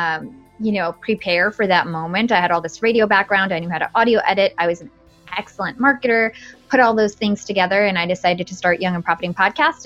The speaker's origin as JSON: {"language": "English", "town": "Watchung", "region": "New Jersey", "country": "United States", "tie": "born or raised there", "said": "I grew up in New Jersey"}